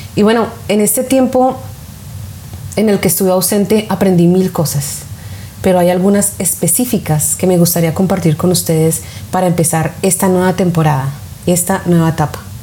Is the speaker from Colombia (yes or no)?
yes; Colombia; now in United States; mi país de origen, Colombia, o aquí donde vivo en Estados Unidos